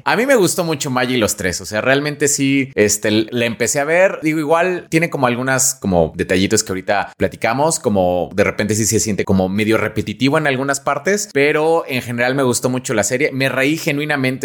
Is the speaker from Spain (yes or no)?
no; Mexico; lo que somos los mexicanos